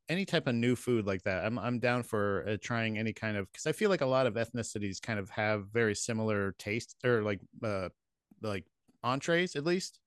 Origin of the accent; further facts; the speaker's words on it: Florida, United States; growing up in Florida